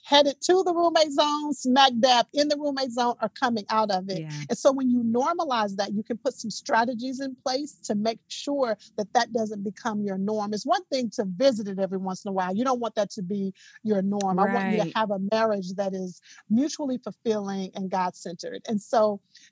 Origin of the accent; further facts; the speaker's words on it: Dallas, Texas, United States; now in Atlanta, United States; I am a Texas native, born and raised in Dallas, Texas.